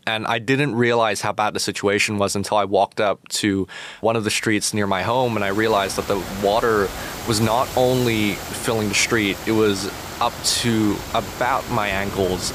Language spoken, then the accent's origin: English; Hong Kong; my hometown